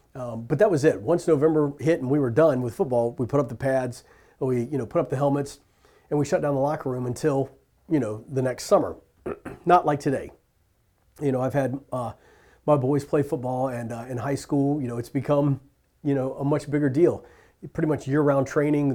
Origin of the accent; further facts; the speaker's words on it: Richmond, Virginia, United States; I was born and raised in Richmond, Virginia